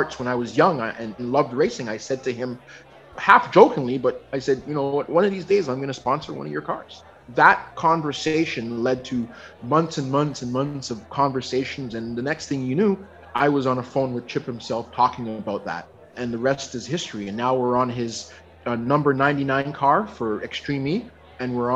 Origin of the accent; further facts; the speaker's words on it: Toronto, Ontario, Canada; moved away as an adult; now in Vancouver, Canada; I've literally been living in Vancouver now more years than I ever lived in my hometown of Toronto.